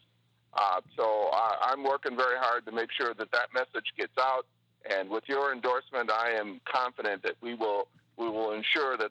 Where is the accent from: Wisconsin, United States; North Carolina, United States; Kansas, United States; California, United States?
Wisconsin, United States; Milwaukee; Growing up in Milwaukee as an African-American